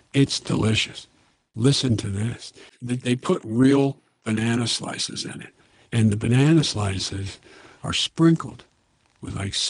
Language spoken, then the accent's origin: English; Little Rock, Arkansas, United States; born there; I was born in Little Rock, Arkansas.